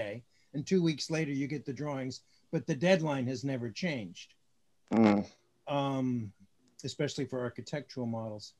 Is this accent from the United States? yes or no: yes; California, United States; also born or lived in New York City, United States; now in Puget Sound area, United States; grew up in California